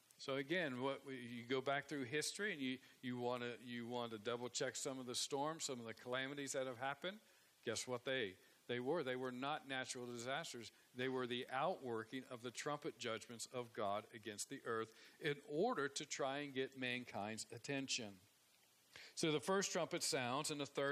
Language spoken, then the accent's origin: English; Ohio, United States; moved away; I grew up in Ohio, and it's considered more the Midwest, I guess.